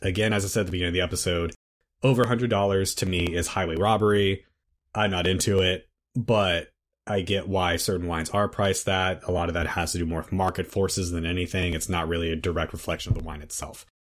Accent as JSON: {"language": "English", "country": "United States", "said": "speaking as an American"}